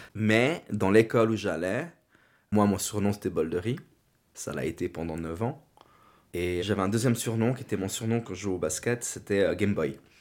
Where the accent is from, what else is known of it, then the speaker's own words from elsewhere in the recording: Meyrin, Geneva, Switzerland; also born or lived in Yverdon; now in Lausanne, Switzerland; je suis né en Suisse, à Genève, à Mérin.